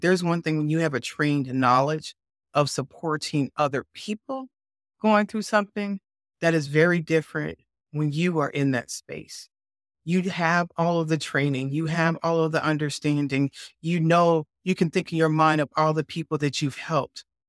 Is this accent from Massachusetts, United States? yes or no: no; Chicago, Illinois, United States; moved away as an adult; growing up in Chicago